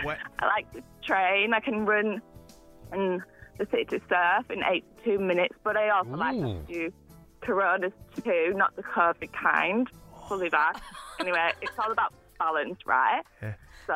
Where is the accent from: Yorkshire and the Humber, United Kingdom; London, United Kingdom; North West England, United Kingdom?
Yorkshire and the Humber, United Kingdom; Leeds; also born or lived in Clovelly, Sydney; now in Sydney, Australia; I live in Clovelly, but I work in Bankstown as a driver tester. I'm originally from Leeds in the UK, as you can probably tell, but don't hold that against me. Yeah. I'm a proper Yorkshire pudding.